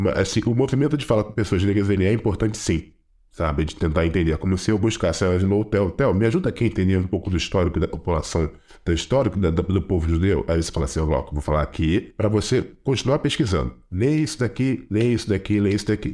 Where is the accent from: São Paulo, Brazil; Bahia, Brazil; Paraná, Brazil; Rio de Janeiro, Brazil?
Rio de Janeiro, Brazil; eu que sou do Rio